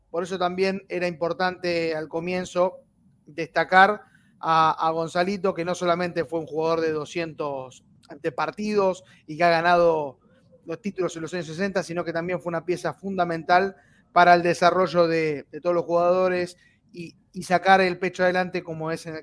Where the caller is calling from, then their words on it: Buenos Aires, Argentina; Buenas muchachos … de Villa del Parque.